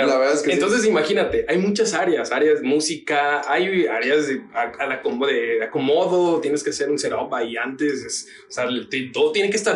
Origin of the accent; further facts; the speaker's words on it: Tabasco, Mexico; also born or lived in Oaxaca; now in Guadalajara, Mexico; Entonces yo viví en Tabasco, pero también viví en Oaxaca por cuestiones del trabajo de mi papá